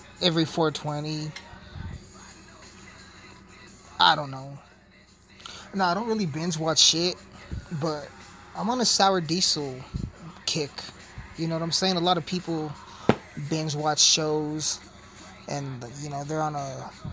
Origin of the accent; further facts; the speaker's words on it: Colorado, United States; I'm from Colorado. I'm recording this in Colorado